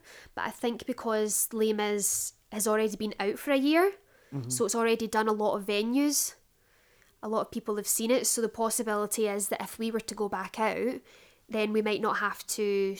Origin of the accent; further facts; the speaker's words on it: Glasgow, Scotland, United Kingdom; moved away; I would have been bringing McEponine to my hometown.